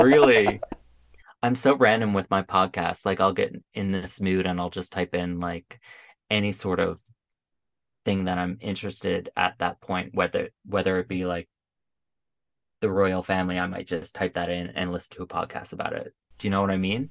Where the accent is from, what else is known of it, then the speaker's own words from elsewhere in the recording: Paradise, Newfoundland and Labrador, Canada; now in Ottawa, Canada; go back to my hometown